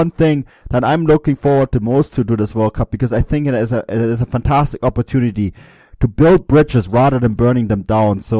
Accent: Germany; You heard it here first from a German.

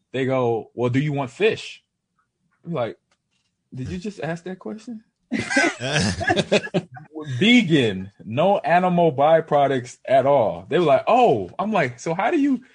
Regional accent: Nebraska, United States; I'm from Nebraska

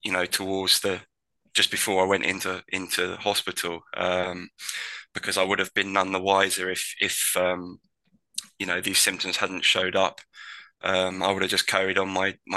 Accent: Tunbridge Wells, South East England, United Kingdom; my hometown, Tunbridge Wells

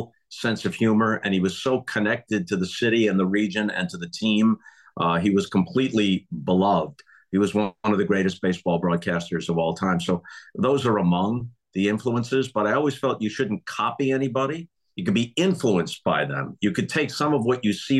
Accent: Long Island, New York, United States; also born or lived in Redondo Beach, California; I grew up on Long Island

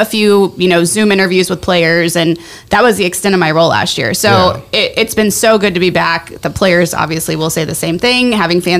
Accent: Springfield, Missouri, United States; now in Los Angeles, United States; I grew up in Southwest Missouri in Springfield

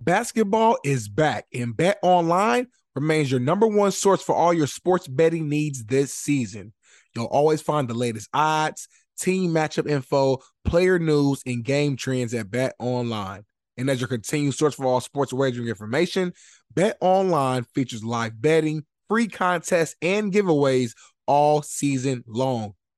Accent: Indianapolis, Indiana, United States; moved away as an adult; now in Los Angeles, United States; growing up in Indy

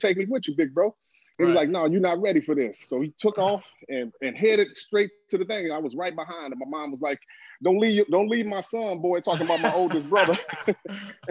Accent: Chicago, Illinois, United States; now in Atlanta, United States; growing up there

